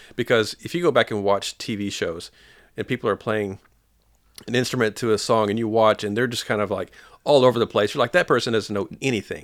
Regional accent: Paducah, Kentucky, United States; I'm from Paducah, Kentucky.

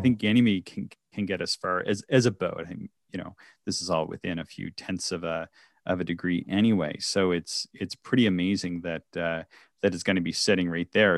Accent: Canada; I grew up on American cartoons. So I, I lived very close to the States, uh, in, in sort of rural Canada.

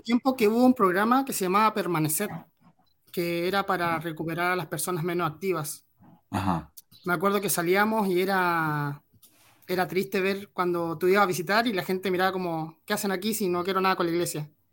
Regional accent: Chile; nosotros como chilenos

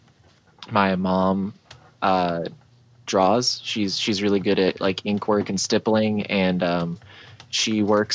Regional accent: St. Augustine, Florida, United States; also born or lived in Houston, Texas; Born in Houston, Texas, but I was only there for like 5 years. So like my family came to St. Augustine and then just planted there

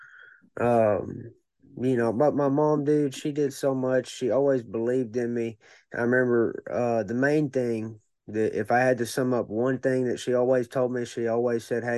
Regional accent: Cabot, Arkansas, United States; I grew up in Cabot, and I started going to Searcy because my MMA gym moved to Searcy

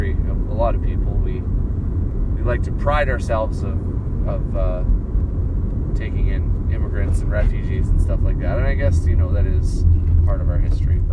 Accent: Canada; I'm Canadian

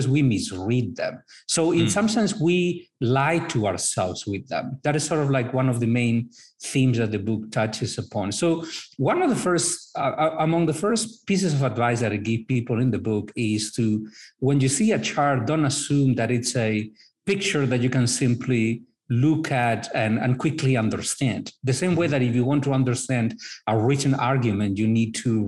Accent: northern Spain, Spain; moved away as an adult; also born or lived in Madrid, Spain / North Carolina, United States / Brazil; now in Miami, United States; I am originally from Spain, northern Spain. I've lived in Madrid, in North Carolina, in Brazil.

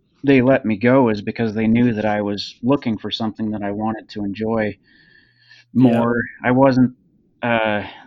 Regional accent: Helena, Montana, United States; also born or lived in Seattle, Washington; now in Bozeman, United States; I grew up in Helena, just north of Bozeman

